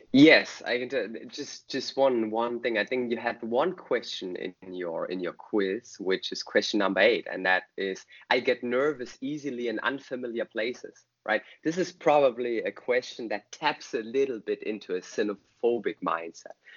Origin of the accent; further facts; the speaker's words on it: Germany; I'm from Germany.